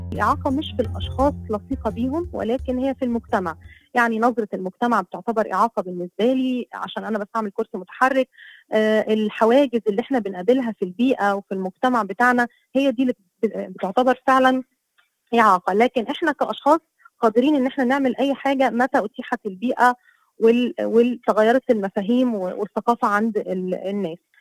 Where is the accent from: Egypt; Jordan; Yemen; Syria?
Egypt; Asyut Governorate; now in Cairo, Egypt; أنا مصرية وأساسا من صعيد مصر من محافظة أسيوط